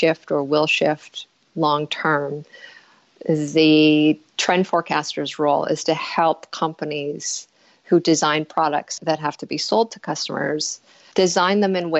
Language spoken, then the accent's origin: English; Northern Canada, Canada; moved away; also born or lived in Winnipeg, Manitoba; I am Canadian, and I was born in a small mining town in northern Canada, about 13 hours north of the American border.